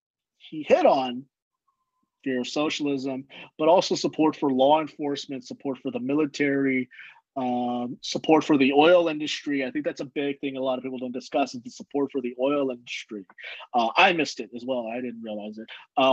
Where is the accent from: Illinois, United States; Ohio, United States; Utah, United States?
Illinois, United States; Chicago; born there; So as a Mexican American man, I was born in Chicago, but my dad's from Texas and my mom is from California.